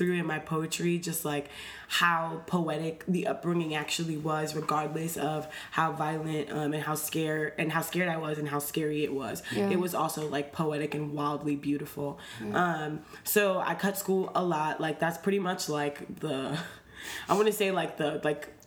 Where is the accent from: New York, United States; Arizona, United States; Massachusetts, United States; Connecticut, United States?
New York, United States; New York City; I grew up on East Fordham.